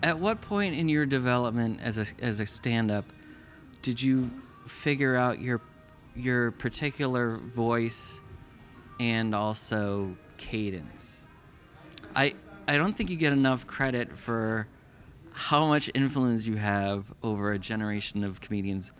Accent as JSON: {"language": "English", "town": "Simsbury", "region": "Connecticut", "country": "United States", "tie": "born or raised there", "moved": "as an adult", "said": "I grew up in Simsbury, which is outside of Hartford."}